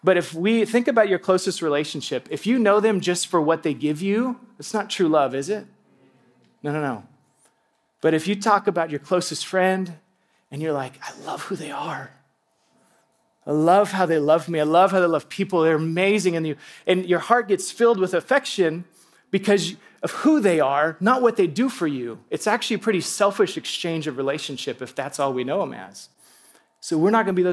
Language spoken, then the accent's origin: English; Alaska, United States; I grew up in Alaska